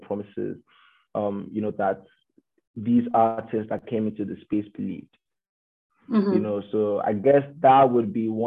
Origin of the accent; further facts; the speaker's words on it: Nigeria; moved away as an adult; now in Canada; Aino and I are both Nigerians, born and raised.